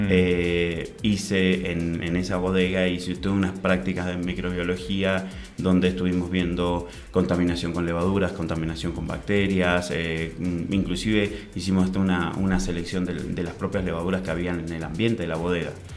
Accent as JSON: {"language": "Spanish", "region": "Mendoza", "country": "Argentina", "tie": "born or raised there", "also_born_or_lived": "Santiago, Chile", "moved": "yes", "said": "Yo nací en Santiago, en Chile. Soy chileno también. Ok. Eh, y mm, a los, dos, años me fui a vivir a Mendoza"}